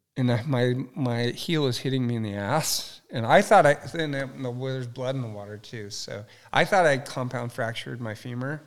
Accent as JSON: {"language": "English", "town": "Ojai", "region": "California", "country": "United States", "tie": "born or raised there", "also_born_or_lived": "Ventura", "said": "I'm Ojai. So I grew up in Ventura, Ojai."}